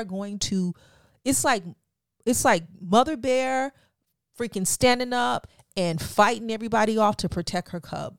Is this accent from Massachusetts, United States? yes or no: no; Florida, United States; moved away; I'm from Florida